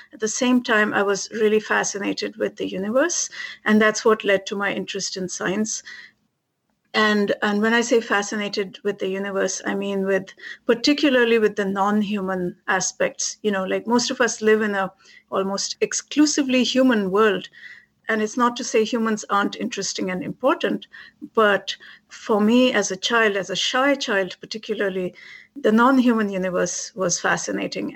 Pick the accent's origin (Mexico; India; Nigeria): India; moved away as an adult; now in Massachusetts, United States; I was a kid growing up in India